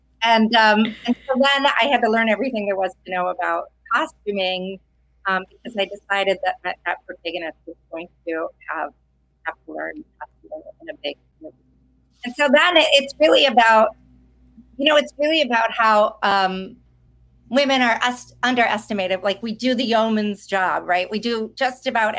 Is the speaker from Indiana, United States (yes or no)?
no; Wisconsin, United States; I'm from Wisconsin